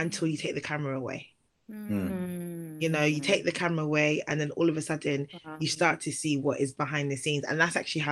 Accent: Nigeria; I'm Nigerian

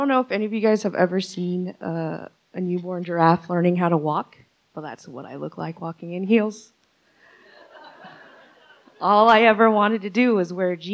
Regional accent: Ventura County, California, United States; also born or lived in San Pedro Sula, Honduras; by the age of 4 and a half, they finally brought me over here. So Ventura County has been my home ever since.

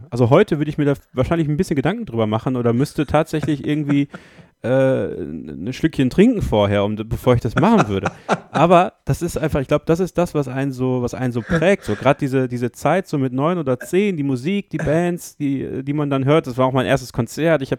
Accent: Borken, North Rhine-Westphalia, Germany; Ich habe damals auf einem Stadtfest in Borken, äh, in meinem Heimat, in meiner Heimatstadt, vor Leuten auf einer Bühne, auf dem Marktplatz

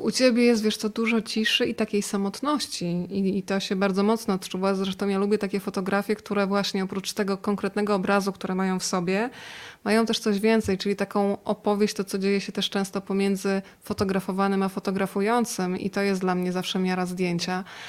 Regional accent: Rzeszów, Subcarpathian Voivodeship, Poland; now in Warsaw, Poland; ja pochodzę z Rzeszowa

